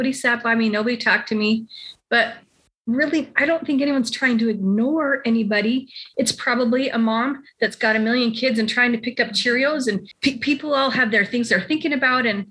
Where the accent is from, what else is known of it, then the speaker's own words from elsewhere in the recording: Utah, United States; I grew up in Utah.